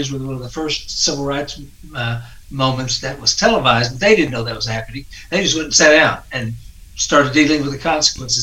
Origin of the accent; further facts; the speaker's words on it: North Texas, United States; I grew up in North Texas